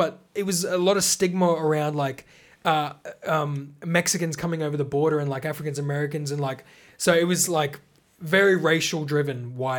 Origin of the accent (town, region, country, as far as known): Australia